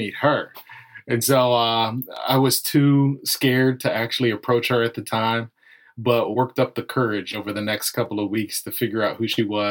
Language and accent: English; Virginia Beach, Virginia, United States; also born or lived in Suffolk, Virginia / Chesapeake, Virginia; I was actually born and raised in Suffolk and Virginia Beach and Chesapeake, which are cities that are all within that area